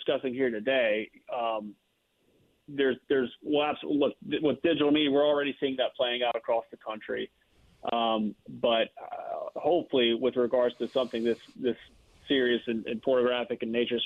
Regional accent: Lake Charles, Louisiana, United States; I'm from the Lake Charles area.

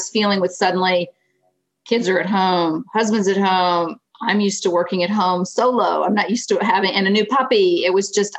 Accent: Florida, United States; moved away as an adult; also born or lived in Greensboro, North Carolina; now in Pennsylvania, United States; I grew up in Florida, so this is my first foray into the Northeast.

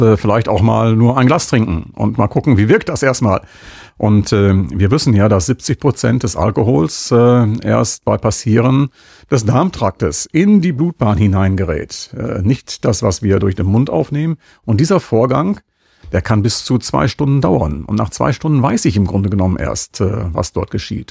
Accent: Münster, North Rhine-Westphalia, Germany; als Münsteraner

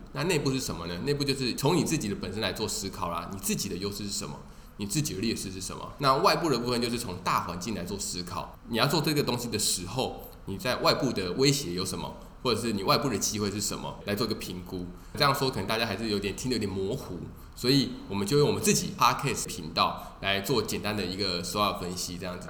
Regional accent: Taiwan; 我们台湾人

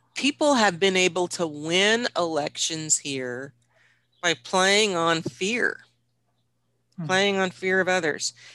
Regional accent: Washington, United States; Washington, which is my home state

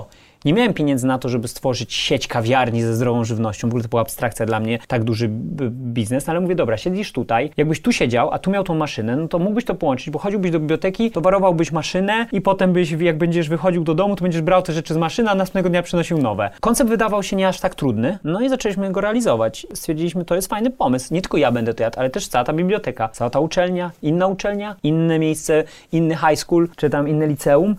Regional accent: Kraków, Lesser Poland, Poland; moved away as an adult; also born or lived in United States; now in Warsaw, Poland; wróciłem do Krakowa, jestem z Krakowa

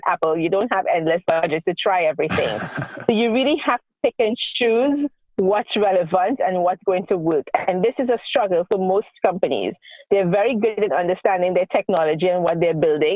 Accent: Trinidad & Tobago; moved away as an adult; now in Israel; I moved to Israel 12 years ago, and I am originally from the Caribbean, Trinidad and Tobago

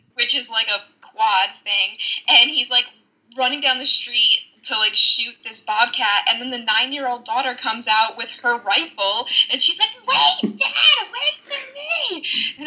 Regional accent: New York City, New York, United States; I'm from New York City

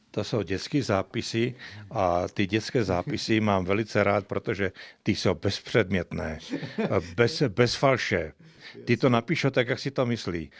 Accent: Slovakia; moved away as an adult; now in Lenora, Czech Republic; já pocházím ze Slovenska, ten jsem se i pekařskému řemeslu vyučil

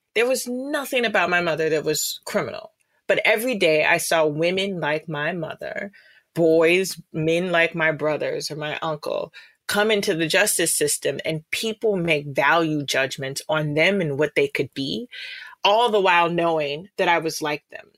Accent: Chicago, Illinois, United States; I grew up in the Cabrini Green public housing projects here in Chicago

